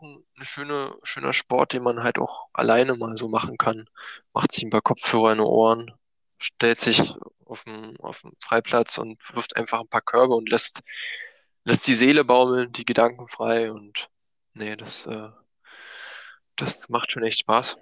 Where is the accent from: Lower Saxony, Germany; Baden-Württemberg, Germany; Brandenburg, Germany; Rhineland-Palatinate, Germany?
Brandenburg, Germany; Eisenhüttenstadt; also born or lived in Berlin; Ich komme aus der Nähe von Berlin, äh, Nähe von Frankfurt-Oder. Bin mhm. ich aufgewachsen im schönen Brandenburg, nahe an der polnischen Grenze.